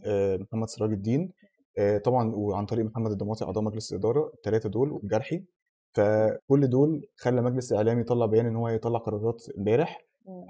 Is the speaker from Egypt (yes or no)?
yes; Egypt; إحنا كمصريين